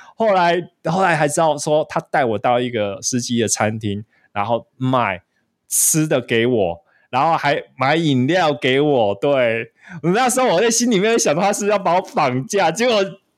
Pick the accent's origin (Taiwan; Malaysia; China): Taiwan; 我们台湾人